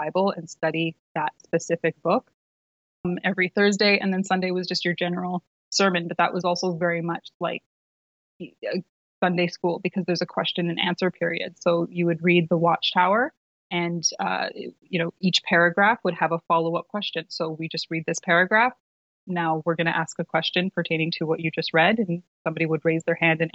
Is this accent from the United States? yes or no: no; Vancouver, British Columbia, Canada; I was living, I grew up in Vancouver, British Columbia